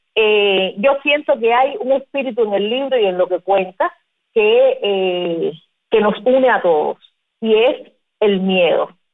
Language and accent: Spanish; Cuba; nosotros como cubanos